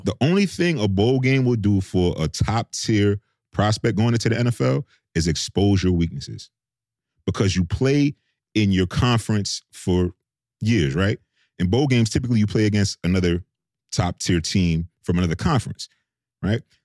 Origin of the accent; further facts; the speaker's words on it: New York City, New York, United States; moved away as an adult; also born or lived in Oxford, Mississippi; I came from, literally from New York City, inner city queens